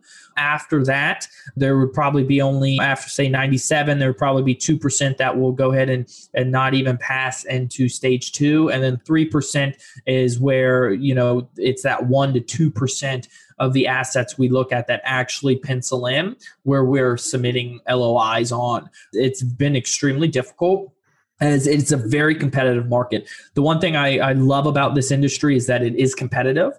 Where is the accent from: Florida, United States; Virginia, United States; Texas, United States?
Florida, United States; Fort Lauderdale; also born or lived in Orlando, Florida; I'm originally from Florida, Fort Lauderdale, and I've lived around 4.5 years in Orlando.